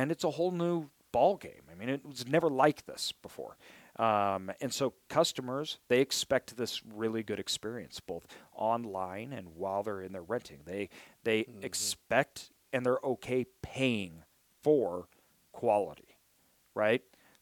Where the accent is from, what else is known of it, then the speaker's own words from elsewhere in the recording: Idaho, United States; I'm from Idaho